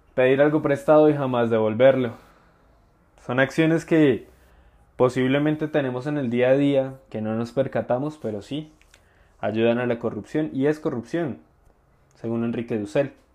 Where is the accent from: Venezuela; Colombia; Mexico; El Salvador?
Colombia; hablamos como colombianos